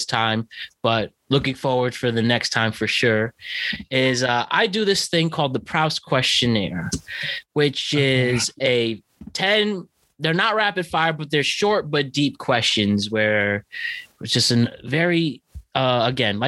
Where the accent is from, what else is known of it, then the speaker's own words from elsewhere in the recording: New York tri-state area, United States; growing up here in the tri-state area